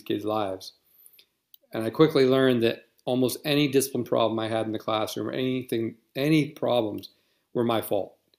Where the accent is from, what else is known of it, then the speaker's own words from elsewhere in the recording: Western Pennsylvania, United States; moved away as an adult; also born or lived in Virginia / Indonesia / Germany; where I grew up in Pennsylvania